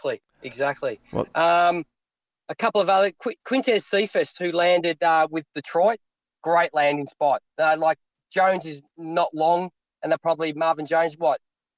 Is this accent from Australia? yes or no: yes; Australia; this is a problem with being an Australian.